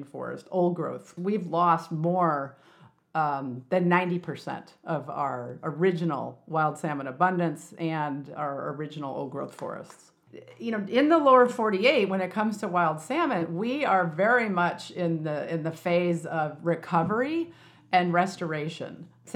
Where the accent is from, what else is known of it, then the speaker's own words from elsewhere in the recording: Illinois, United States; when I was a kid growing up, you know, in Illinois, which was farm country